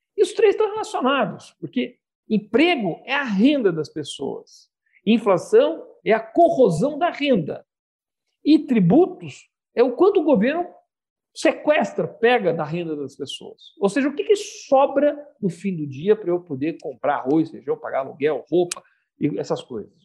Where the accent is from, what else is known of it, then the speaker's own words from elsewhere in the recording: Brazil; Como brasileiros